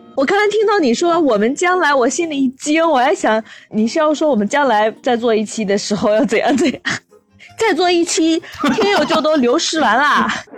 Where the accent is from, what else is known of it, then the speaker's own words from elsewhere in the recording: Inner Mongolia, China; 毕竟我们都是内蒙古人嘛